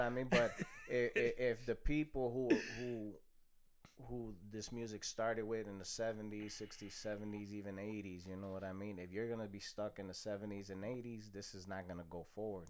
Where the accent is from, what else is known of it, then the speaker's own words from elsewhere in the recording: Chicago, Illinois, United States; born and raised in Chicago